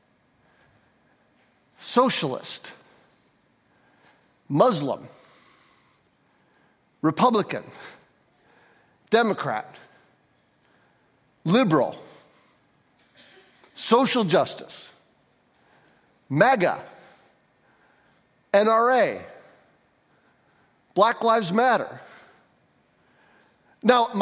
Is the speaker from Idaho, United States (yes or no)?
no; St. Johns, Michigan, United States; I grew up in St. John's.